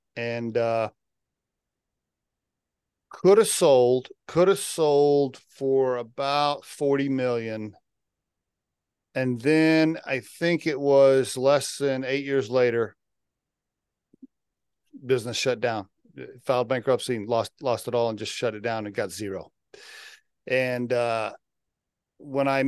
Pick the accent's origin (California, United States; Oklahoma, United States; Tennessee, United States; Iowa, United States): Oklahoma, United States; now in Colorado, United States; I grew up in Oklahoma.